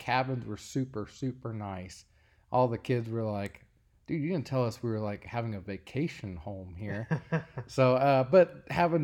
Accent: Cincinnati, Ohio, United States; I grew up in the Cincinnati Zoo

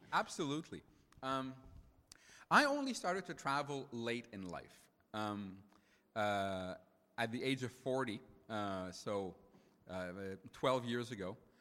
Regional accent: Montreal, Quebec, Canada; first language French; English is a second language; I grew up in a fr- francophone part of Montreal

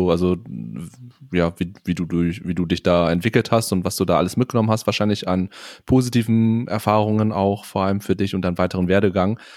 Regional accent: Germany; Hm, eigentlich nicht, weil wie gesagt, ich bin in Deutschland aufgewachsen.

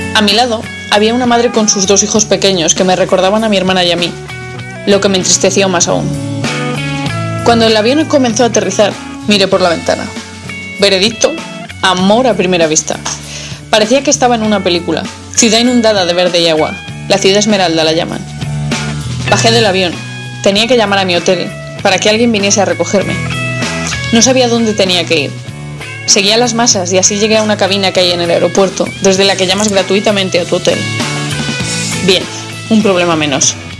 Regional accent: Madrid, Community of Madrid, Spain; moved away as an adult; now in Seattle, United States; soy de Madrid y estoy escribiendo este blog en el cual comparto mi experiencia viviendo en Seattle.

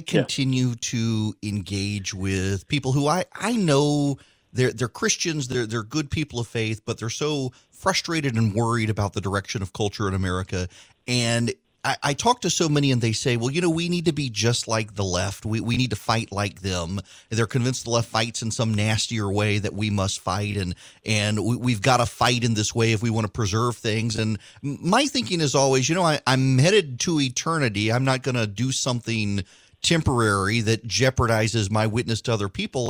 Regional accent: Jackson, Louisiana, United States; moved away as an adult; also born or lived in Macon, Georgia; I grew up in the First Baptist Church in Jackson, Louisiana

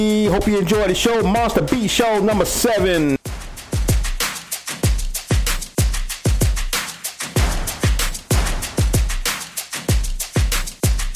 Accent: New York City, New York, United States; now in Michigan, United States; Harlem, my hometown, where I was born

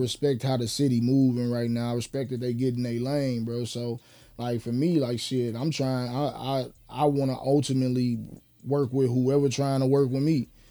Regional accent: Chicago, Illinois, United States; we from Chicago

